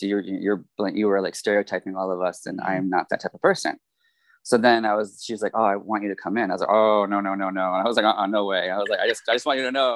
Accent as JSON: {"language": "English", "area": "near Springfield", "region": "Western Massachusetts", "country": "United States", "tie": "born or raised there", "moved": "as an adult", "lives_now": "Japan", "said": "I'm from Massachusetts, small town in Western Mass, kind of near Springfield"}